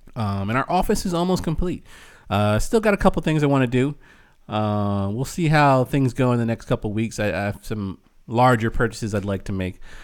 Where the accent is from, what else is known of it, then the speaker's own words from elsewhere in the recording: United States; we're American